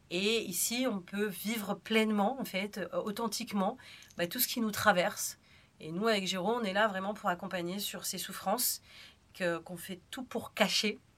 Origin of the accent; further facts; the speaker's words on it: Algeria; now in France; Donc, il faut savoir que moi, je suis née en France, mais j'ai vécu en Algérie. Donc ça c'est un petit détail. Et quand je suis revenue en France parce que c'était la guerre civile